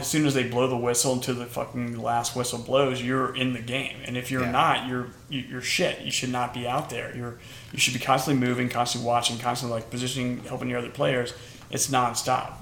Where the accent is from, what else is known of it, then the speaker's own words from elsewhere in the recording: Atlanta, Georgia, United States; I'm from Atlanta. I say I'm from Atlanta. I've been here since I was 10, so I'm pretty much from Atlanta